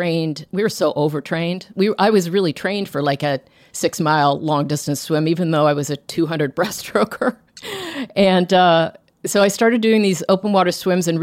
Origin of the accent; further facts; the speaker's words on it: Toronto, Ontario, Canada; I grew up in Toronto, in suburban Toronto